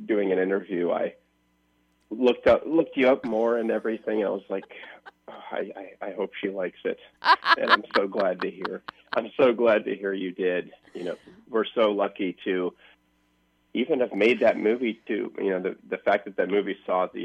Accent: Iowa, United States; moved away; I went back to my hometown in Iowa

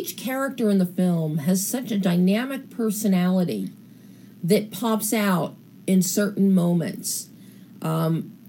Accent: East Coast of the United States, United States; I'm from the East Coast in the United States, and I know the Jersey Shore very well

